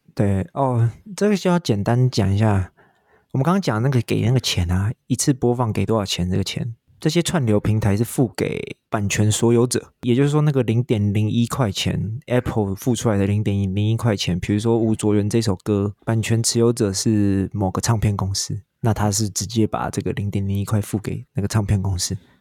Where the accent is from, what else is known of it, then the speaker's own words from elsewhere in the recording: Taiwan; 像我台湾人